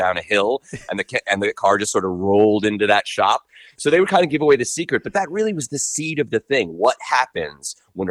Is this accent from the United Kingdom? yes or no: no; Long Island, New York, United States; moved away; I'm from Long Island originally